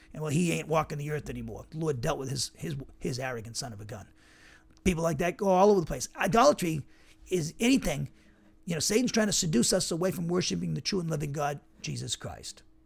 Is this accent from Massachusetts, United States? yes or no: yes; Massachusetts, United States; now in Alabama, United States; where I grew up in Massachusetts